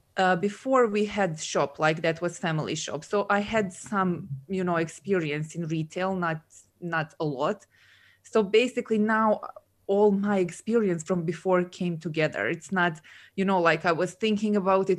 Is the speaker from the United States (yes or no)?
no; Serbia; moved away as an adult; also born or lived in Dubai; now in Scotland, United Kingdom; I'm originally from Serbia